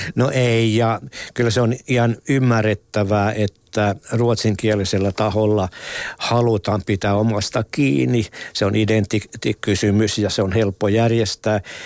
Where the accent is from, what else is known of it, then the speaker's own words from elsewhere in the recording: Ostrobothnia, Finland; meillä Pohjanmaalla